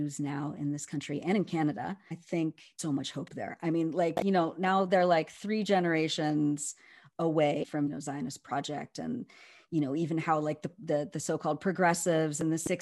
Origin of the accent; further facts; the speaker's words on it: Berkeley, California, United States; growing up in Berkeley in the 70s and 80s.